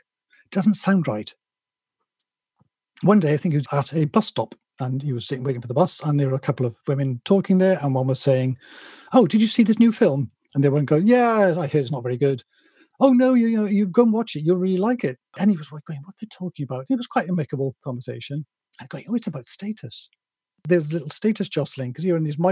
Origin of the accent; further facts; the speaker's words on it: Wales, United Kingdom; I'm not English, I'm Welsh